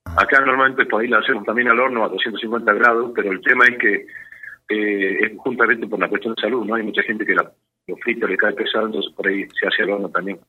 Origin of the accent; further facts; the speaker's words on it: Salta, Argentina; yo me crié en Salta, nací en Salta